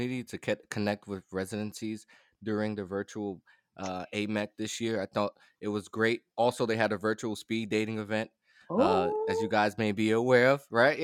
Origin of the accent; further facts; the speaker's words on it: New York City, New York, United States; I'm from the Bronx, New York. Boogie down